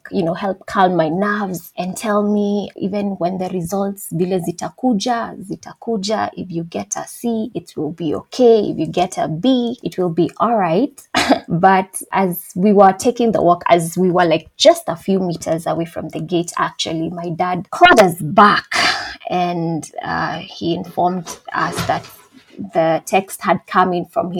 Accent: Thika, Kiambu County, Kenya; I am from Thika, Kenya. I wasn't born there, but I was raised there for the better part of my life.

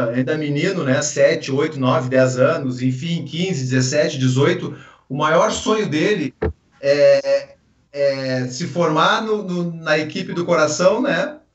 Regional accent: Porto Alegre, Rio Grande do Sul, Brazil; eu sou natural de Porto Alegre, como vocês mencionaram, comecei aqui no Internacional, né?

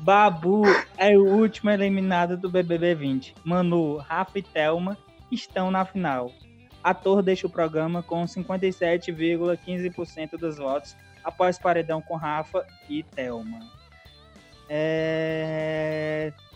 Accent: Brazil; nós brasileiros

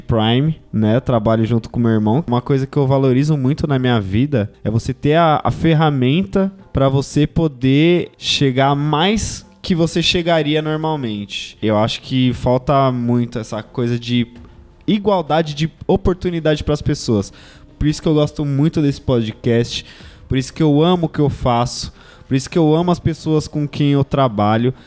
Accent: São Paulo, Brazil; venho da Zona Leste

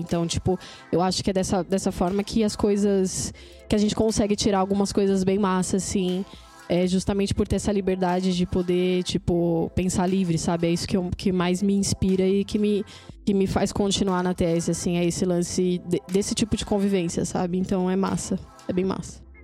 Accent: São Paulo, Brazil; sou da Zona Sul também

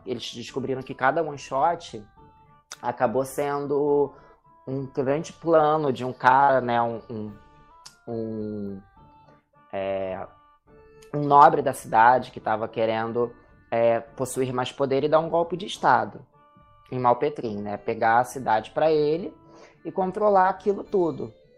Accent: Rio de Janeiro, Brazil; eu sou do Rio

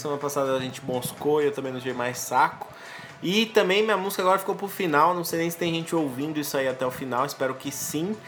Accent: São Paulo, Brazil; now in Diadema, Brazil; Eu nasci em São Paulo e moro em Diadema. Eu convivo muito em São Paulo

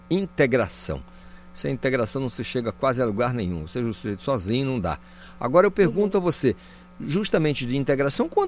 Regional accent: Paraná, Brazil; moved away; also born or lived in Amazon; eu também sou paranaense. Ah. Estou aqui na Amazônia há muito tempo

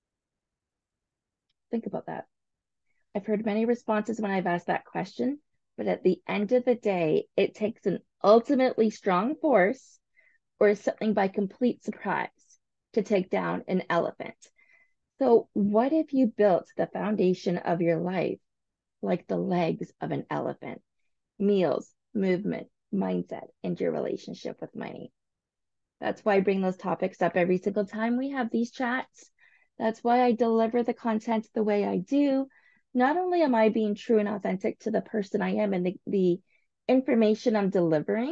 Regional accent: St. Thomas, Ontario, Canada; I grew up in St. Thomas

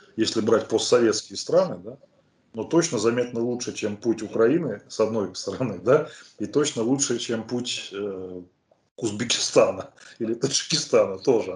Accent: Dolgoprudny, Moscow Oblast, Russia; в моем родном городе Долгопрудной

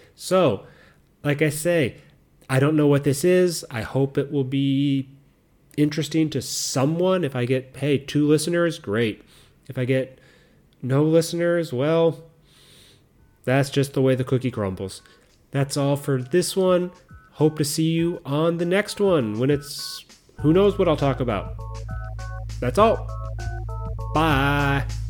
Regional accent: United States; moved away as an adult; now in Japan; back in my home country, in the U S.

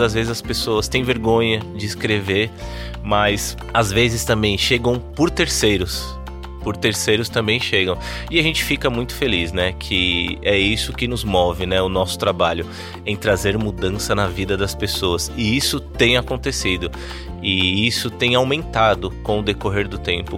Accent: São Paulo, Brazil; moved away as an adult; now in Campina Grande, Brazil; eu sou de São Paulo, né? Mas já estou há cinco anos em Campina Grande.

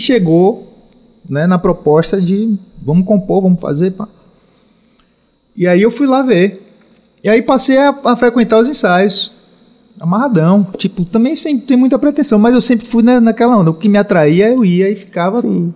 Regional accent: Salvador, Bahia, Brazil; eu sou daqui de Salvador, final dos anos 70

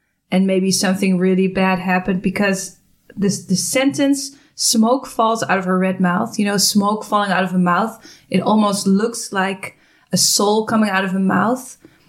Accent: California, United States; now in Milwaukee, United States; So we're from California and now we're in Milwaukee.

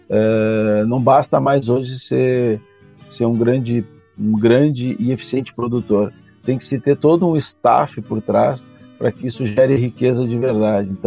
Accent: Gramado, Rio Grande do Sul, Brazil; nós somos do interior do Rio Grande do Sul, de Gramado, né?

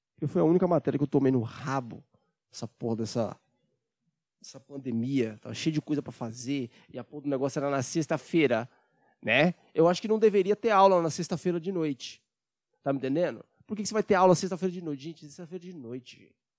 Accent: Brazil; a gente é brasileiro, patriota

